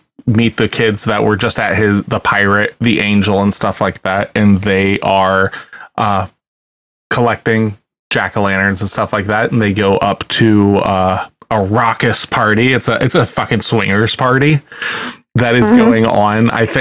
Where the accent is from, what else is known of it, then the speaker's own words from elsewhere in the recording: Ohio, United States; We're from Ohio